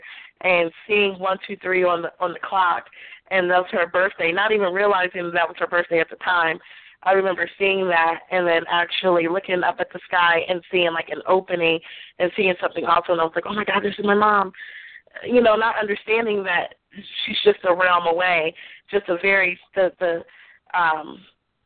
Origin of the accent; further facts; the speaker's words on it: Aberdeen, Maryland, United States; I was from Aberdeen, Maryland, and I was really young.